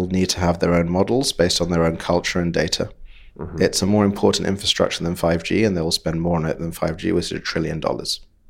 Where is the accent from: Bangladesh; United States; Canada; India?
Bangladesh; accent: British; now in London, United Kingdom; back to Bangladesh. Right. Where I grew up and then came to London, worked my British accent, and it got pretty good over the years.